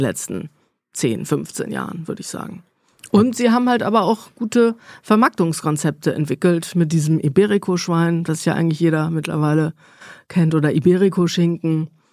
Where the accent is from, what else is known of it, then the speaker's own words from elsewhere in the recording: near Cologne, North Rhine-Westphalia, Germany; moved away as an adult; also born or lived in Bonn / Valencia; Ich komme da aus dem Rheinland, aus der Ecke. Eifel hat man ja auch schon gehört. Nähe mhm. von Köln aufgewachsen